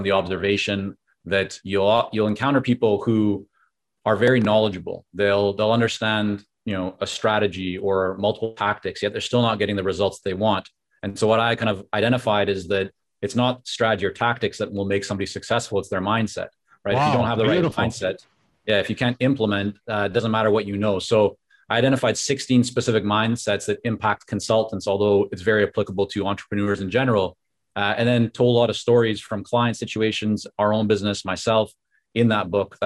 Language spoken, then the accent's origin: English; Vancouver, British Columbia, Canada; English is a second language; also born or lived in Toronto / Israel; when I came back to Canada, this time to Vancouver at the age of 6 and a half, I didn't speak English